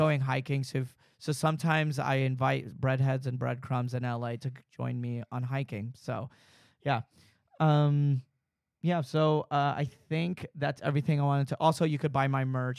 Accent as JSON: {"language": "English", "town": "Dallas", "region": "Texas", "country": "United States", "said": "I'm from Dallas"}